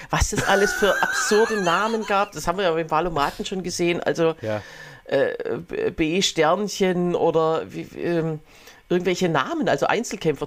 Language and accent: German; Berlin, Germany; bei uns in Berlin